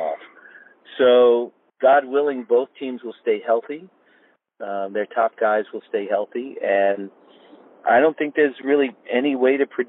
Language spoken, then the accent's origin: English; New York, United States; now in Los Angeles, United States; I'm a huge, longtime hockey fan growing up in New York